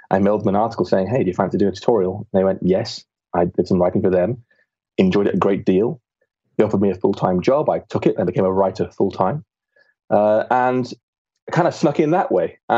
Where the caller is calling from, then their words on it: Bath, South West England, United Kingdom; A small town in England called Bath.